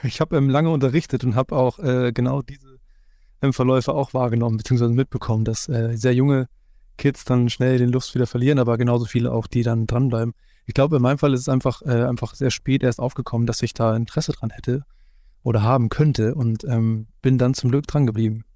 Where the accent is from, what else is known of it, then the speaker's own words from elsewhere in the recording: Hamburg, Germany; selbst als gebürtiger Hamburger